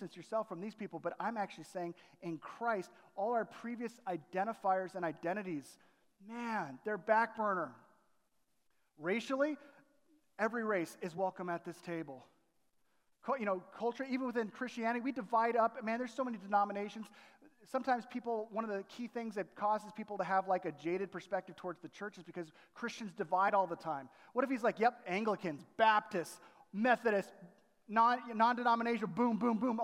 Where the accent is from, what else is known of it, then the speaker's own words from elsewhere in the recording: Southern California, United States; moved away as an adult; also born or lived in Chicago area; growing up in Southern California